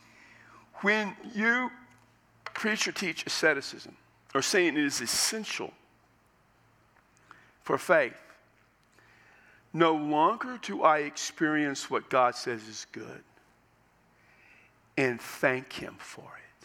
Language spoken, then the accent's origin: English; United States; as an American